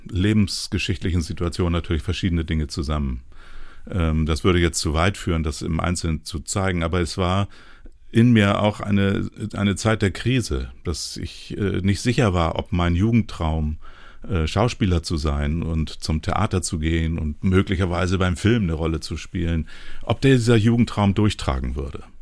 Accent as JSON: {"language": "German", "region": "Hamburg", "country": "Germany", "tie": "born or raised there", "said": "Aber ich habe dann auch äh, äh in, in meiner, meinem Heimatort in Hamburg, in Rahlstedt, äh, die Nähe zur Kirchengemeinde gesucht"}